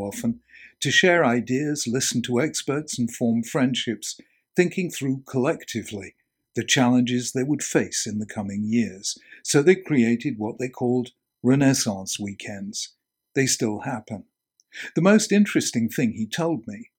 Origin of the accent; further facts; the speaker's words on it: England, United Kingdom; Being English, not American